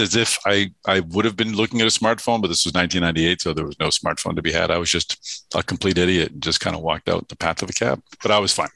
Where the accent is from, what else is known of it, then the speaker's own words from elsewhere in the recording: Boston, Massachusetts, United States; I'm from Massachusetts